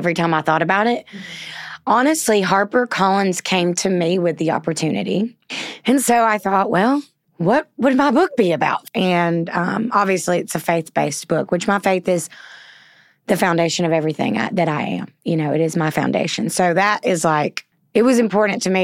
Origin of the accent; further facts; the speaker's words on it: Southern, United States; accent: Southern; My Southern accent